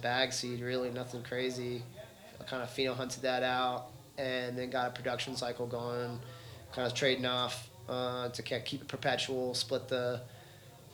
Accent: Texas, United States; growing up in Texas

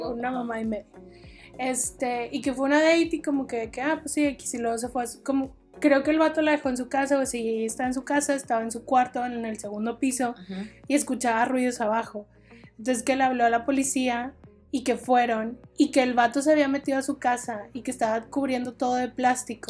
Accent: Mexico; como mexicanas

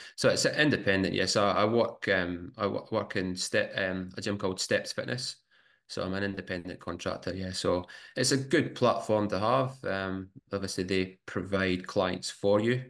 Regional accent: Scotland, United Kingdom; now in Brisbane, Australia; growing up in Scotland.

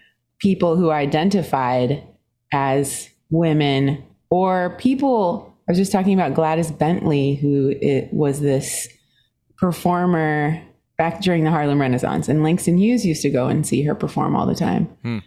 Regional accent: Singapore; born there; Yeah, I was born in Singapore. My dad was British and my mom is Swedish.

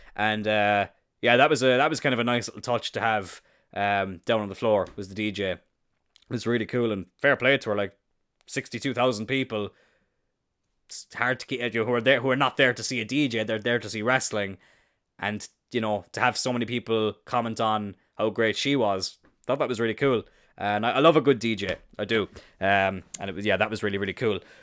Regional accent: Ireland; I'm Irish

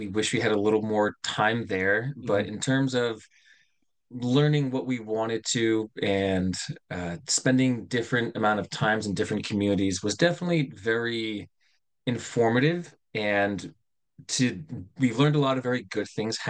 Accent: United States; myself, which is from the United States.

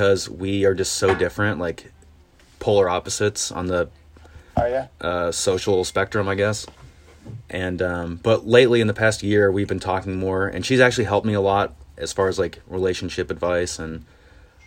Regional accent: Indiana, United States; moved away as an adult; also born or lived in Columbia, Maryland / South Carolina / Madison, Wisconsin / Tennessee; now in Chicago, United States; I grew up in Indiana

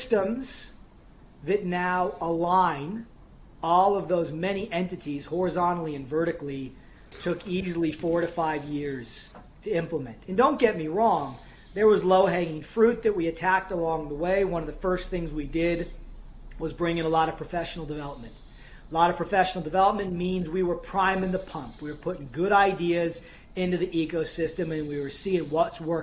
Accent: United States; moved away as an adult; now in Ireland; I'm coming from a different culture. I'm an American.

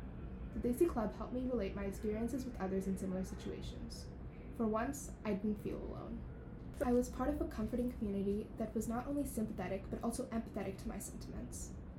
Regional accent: United States; accent: American; Did my American accent disappoint my relatives when they'd shake their heads and mask it with tight-lipped smiles?

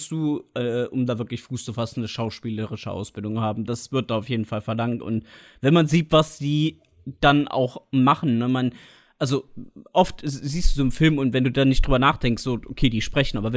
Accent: Trier, Rhineland-Palatinate, Germany; also born or lived in Harz; ich bin ja geboren im Harz. Ich meine, ich selbst fühle mich schon als Trierer. Ich bin mit einem halben Jahr, ja, bin ich hier

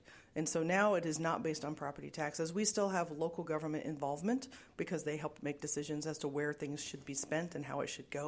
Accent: Illinois, United States; now in Iowa, United States; I grew up in Illinois

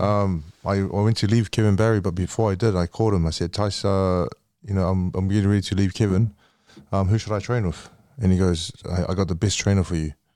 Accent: New Zealand; I'm from New Zealand and I'm Samoan, New Zealander

